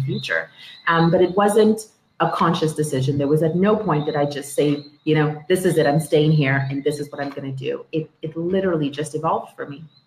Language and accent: English; Toronto, Ontario, Canada; also born or lived in Dominica / Scarborough, Toronto; I grew up in Toronto in uh, Etobicoke, um, the west end of Toronto